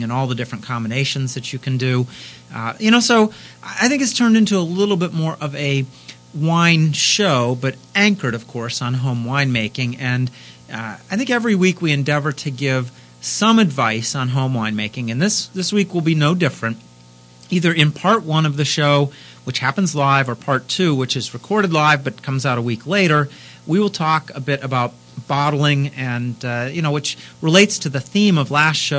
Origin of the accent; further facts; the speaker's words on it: California, United States; now in Pittsburgh, United States; as a Californian by birth